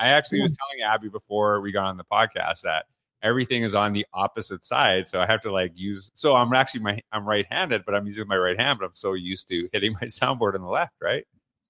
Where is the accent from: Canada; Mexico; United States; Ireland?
Canada; So you know I'm from Canada.